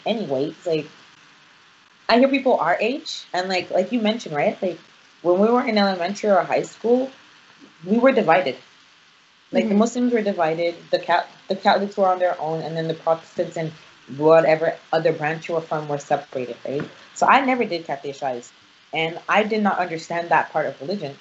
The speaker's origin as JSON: {"language": "English", "country": "Nigeria", "said": "I'm Nigerian"}